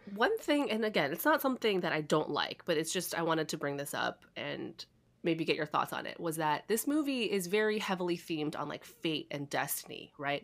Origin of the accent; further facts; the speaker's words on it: Chicago, Illinois, United States; moved away; I'm originally from Chicago